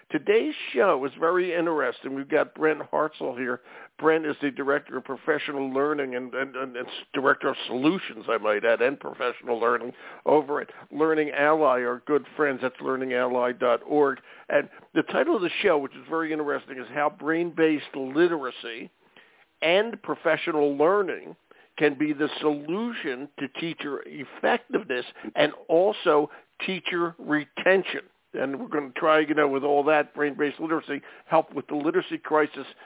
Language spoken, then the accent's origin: English; Michigan, United States; also born or lived in St. Joseph, Michigan; Yeah, yeah, yeah. I live in Michigan, born and raised in Michigan.